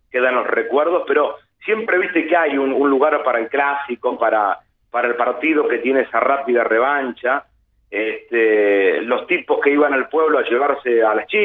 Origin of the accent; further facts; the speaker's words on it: Bombal, Santa Fe, Argentina; Sí, quizás un poquito menos también, mm. a unos 80 kilómetros de Rosario. Es un pueblo que tiene, a ver, como referencia mediática, mucho más a lo porteño